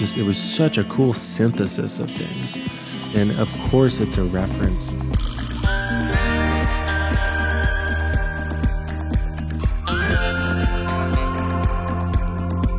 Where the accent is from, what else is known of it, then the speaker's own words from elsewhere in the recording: Southern California, United States; now in Santa Fe, United States; I'm from Southern California